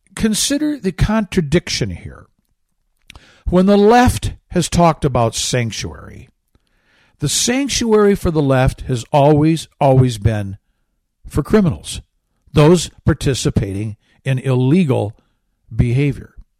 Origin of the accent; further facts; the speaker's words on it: Michigan, United States; Michigan, which is my home state